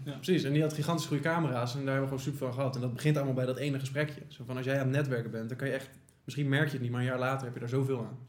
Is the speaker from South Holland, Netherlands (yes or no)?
yes; The Hague, South Holland, Netherlands; wij komen natuurlijk uit Den Haag